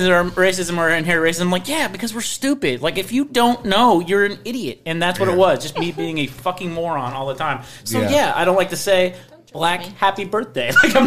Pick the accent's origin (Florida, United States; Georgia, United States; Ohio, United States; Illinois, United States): Illinois, United States; Northern; also born or lived in Chicago, United States; I was from Wisconsin and it was very, very, I mean, Northern Illinois, but like 5 minutes away from Wisconsin. And it was all white people.